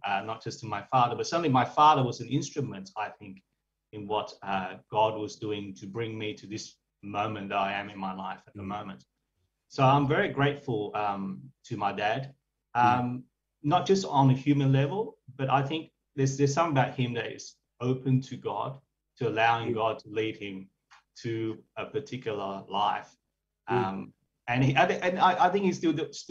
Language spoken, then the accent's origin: English; Sydney, New South Wales, Australia; also born or lived in Vietnam; So I grew up in the suburb in Lekemba